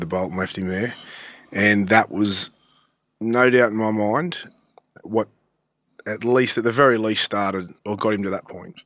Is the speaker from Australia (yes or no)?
yes; Sydney, New South Wales, Australia; I grew up in Malabar